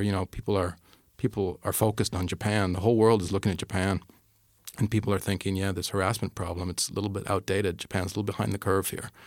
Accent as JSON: {"language": "English", "country": "Canada", "moved": "yes", "said": "I'm Canadian."}